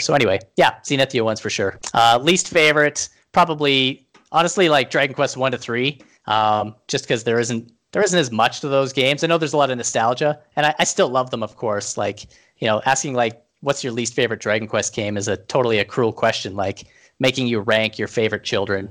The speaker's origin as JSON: {"language": "English", "country": "Canada", "said": "being Canadian"}